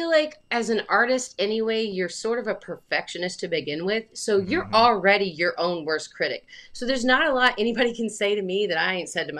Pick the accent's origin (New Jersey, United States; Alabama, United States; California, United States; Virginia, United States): Alabama, United States; now in Connecticut, United States; And I moved to Connecticut from Alabama. So I'm from Alabama.